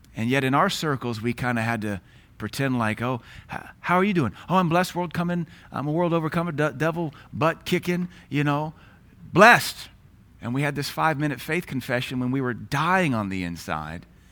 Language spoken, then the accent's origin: English; United States; as an American